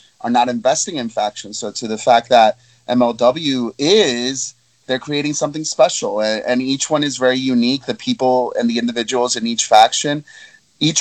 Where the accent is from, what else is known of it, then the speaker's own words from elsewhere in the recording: New York, United States; born and raised in New York